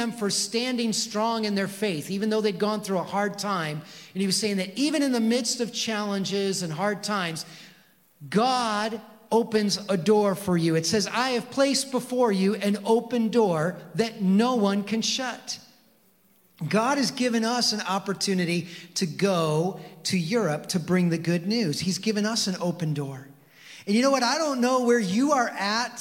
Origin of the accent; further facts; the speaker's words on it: Mount Pleasant, Michigan, United States; I grew up in Mount Pleasant